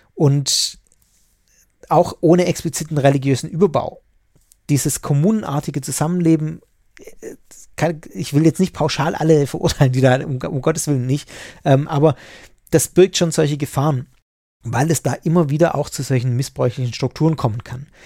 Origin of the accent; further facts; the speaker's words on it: Swabia, Germany; bei uns im Schwabenland